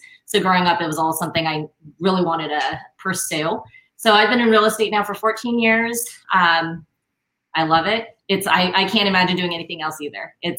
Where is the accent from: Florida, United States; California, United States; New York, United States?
California, United States; Orange County; we've been here for over a decade now, 11 to 12 years. And we're both born and raised in Orange County. Never really left Orange County.